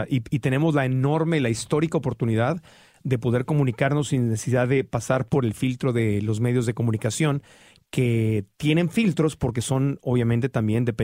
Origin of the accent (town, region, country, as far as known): Mexico City, Mexico; born or raised there; now in Los Angeles, United States